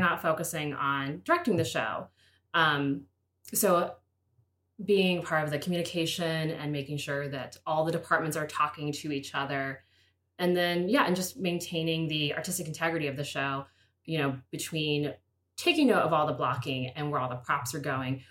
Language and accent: English; Pittsburgh, Pennsylvania, United States; I'm from Pittsburgh